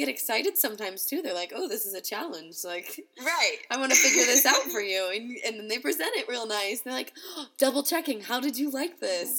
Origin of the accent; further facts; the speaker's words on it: Ohio, United States; moved away; also born or lived in North Carolina; Where I grew up in Ohio, I didn't even know another vegan to begin